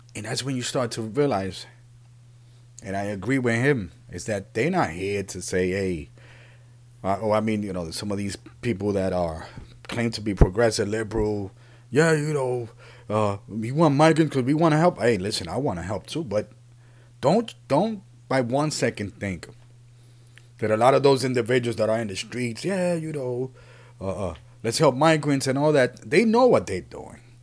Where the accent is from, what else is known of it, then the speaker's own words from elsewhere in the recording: New York City, New York, United States; also born or lived in Puerto Rico; I grew up in the Bronx. I live in New York City.